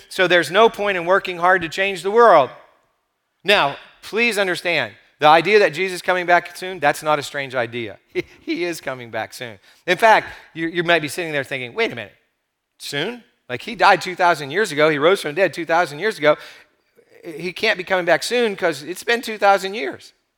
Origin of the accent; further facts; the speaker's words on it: United States; we have as American Christians